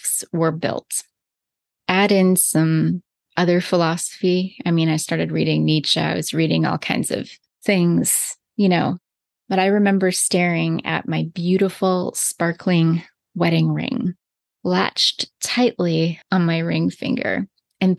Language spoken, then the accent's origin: English; the Bible Belt, United States; also born or lived in British Columbia, Canada; now in Okanagan, British Columbia, Canada; As a little Christian girl growing up in the Bible Belt and then moving to Canada